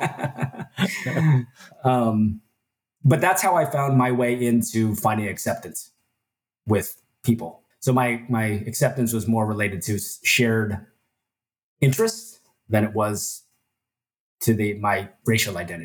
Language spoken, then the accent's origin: English; Ohio, United States; also born or lived in Busan, South Korea / Minnesota; now in Texas, United States; my parents moved to Ohio